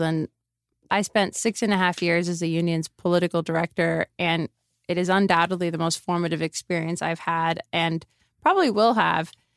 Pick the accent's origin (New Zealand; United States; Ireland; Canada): United States; Miami, Florida; moved away as an adult; also born or lived in Phoenix / Chicago; now in Las Vegas, United States; I grew up in Miami.